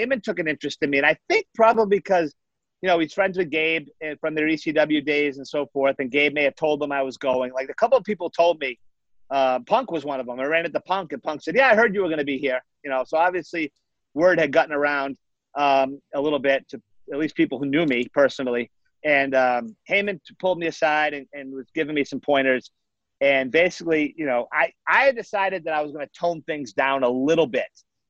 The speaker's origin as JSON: {"language": "English", "region": "Massachusetts", "country": "United States", "tie": "born or raised there", "said": "I lived my whole life in Massachusetts, basically."}